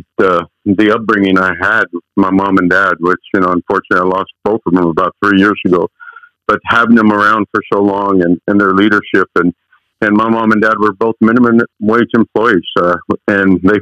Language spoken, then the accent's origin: English; United States; English is a second language; also born or lived in Chihuahua, Mexico; My parents moved to the United States at the age of 9